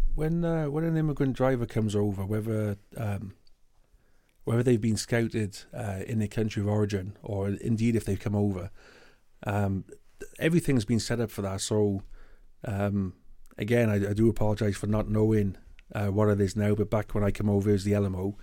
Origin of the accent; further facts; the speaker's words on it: United Kingdom; first language English; moved away as an adult; now in Canada; I'm British, I got British citizenship